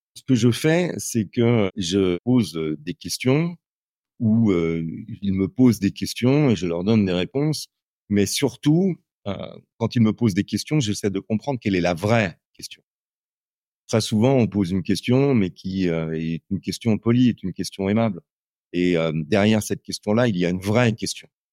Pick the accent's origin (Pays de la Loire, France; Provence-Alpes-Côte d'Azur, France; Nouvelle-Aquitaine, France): Nouvelle-Aquitaine, France; Châtellerault; moved away as an adult; also born or lived in Hartford, Connecticut, United States / India; J'ai passé toute mon enfance à Châtellerault, une ville de 35 000 habitants entre Tours et Poitiers